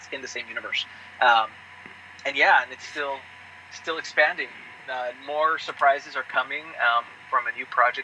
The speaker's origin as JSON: {"language": "English", "town": "El Paso", "region": "Texas", "country": "United States", "tie": "born or raised there", "moved": "yes", "said": "when I was in college, back in my hometown of El Paso."}